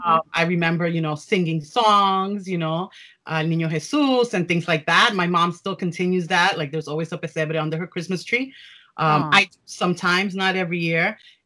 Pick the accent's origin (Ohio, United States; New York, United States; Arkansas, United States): New York, United States; New York City; also born or lived in Pennsylvania; I was raised in New York City, live in New York City, although right now because of the pandemic, we're staying in Pennsylvania with my parents so that we can all quarantine together. I'm the daughter of immigrant parents from Uruguay